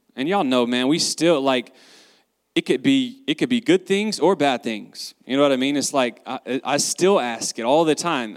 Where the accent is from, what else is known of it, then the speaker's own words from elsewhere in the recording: the South, United States; I grew up in the South